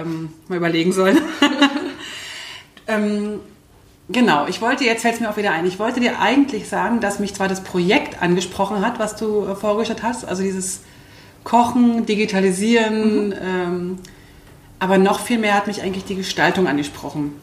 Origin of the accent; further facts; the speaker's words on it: Berlin, Germany; accent: Berlinerisch; ich komme aus Berlin